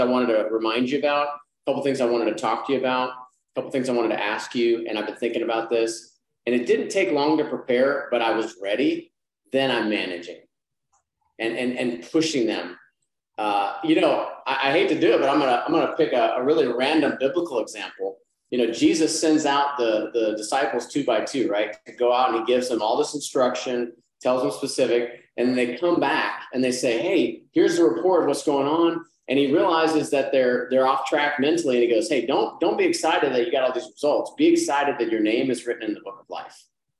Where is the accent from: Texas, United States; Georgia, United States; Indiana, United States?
Texas, United States; now in Arkansas, United States; I'm from Texas, I live in Arkansas